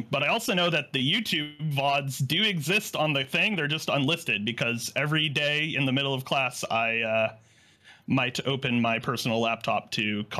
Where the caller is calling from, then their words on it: California, United States; Just outside of Sacramento.